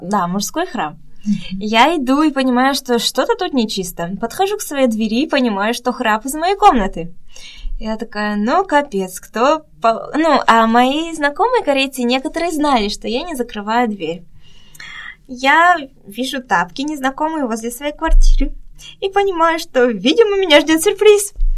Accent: Russia; moved away as an adult; also born or lived in Busan, South Korea; now in South Korea; я всегда говорю из России, из России

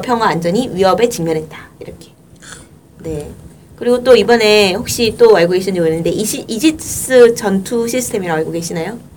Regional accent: Busan, South Korea; 부산 출신으로서 화가 납니다

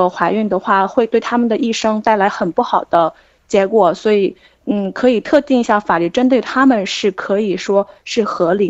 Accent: China; 啊，你好，我是从中国来的女性。

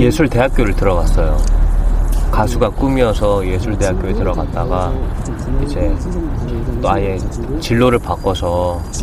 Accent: Seoul, South Korea; 저는 서울 중랑구에서 태어난

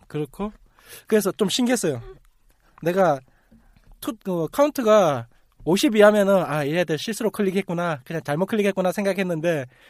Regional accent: Busan, South Korea; moved away; 제가 자주 가고 제 고향이라

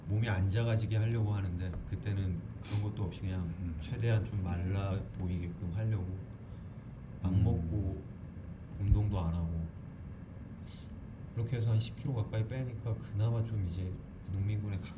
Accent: Jeju, South Korea; 예, 예 제주도예요.

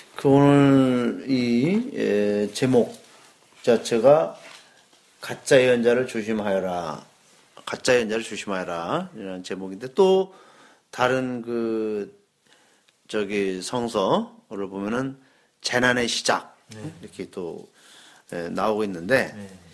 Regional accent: South Korea

